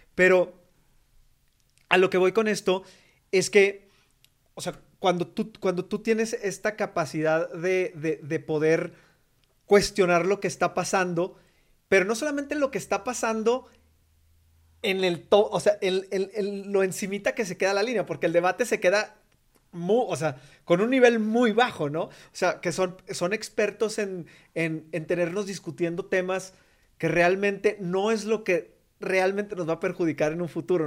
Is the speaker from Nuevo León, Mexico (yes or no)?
no; Coahuila, Mexico; yo soy de Coahuila